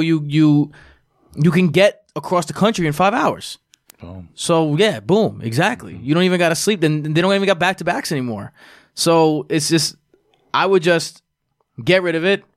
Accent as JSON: {"language": "English", "region": "New York", "country": "United States", "said": "we're all from New York."}